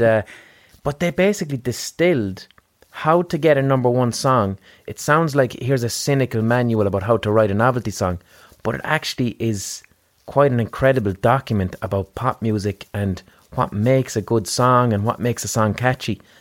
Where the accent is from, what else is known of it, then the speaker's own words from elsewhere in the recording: Limerick, Munster, Ireland; we're from Limerick in Ireland.